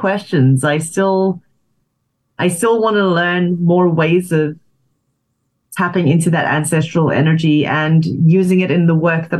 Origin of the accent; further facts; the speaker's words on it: South Africa; You know, I went back to my hometown in South Africa